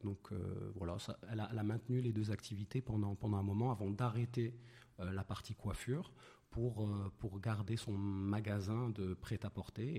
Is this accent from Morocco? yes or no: yes; Meknes, Fès-Meknès, Morocco; moved away as an adult; Je suis né à Meknes. Euh, j'ai grandi à Meknes, donc né à Meknes jusqu'au bac.